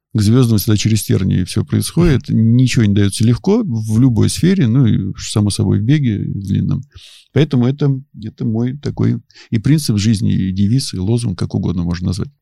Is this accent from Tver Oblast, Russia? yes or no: yes; Kimry, Tver Oblast, Russia; also born or lived in Dubna / Peleduy; я родился, вырос и жил на Волге